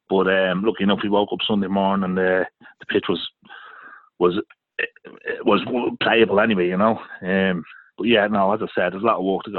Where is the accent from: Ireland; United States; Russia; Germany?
Ireland; Dublin, Leinster; I'm a local lad. I'm from Kilnamanagh.